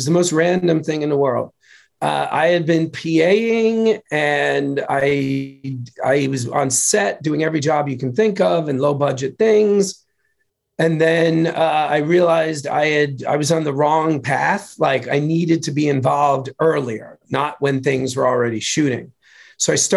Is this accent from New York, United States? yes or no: yes; New York, United States; I'm from New York.